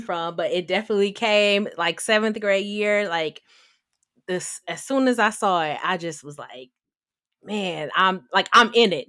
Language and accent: English; Detroit, Michigan, United States; moved away as an adult; also born or lived in Washington, D.C.; I am from Detroit, Michigan, born and raised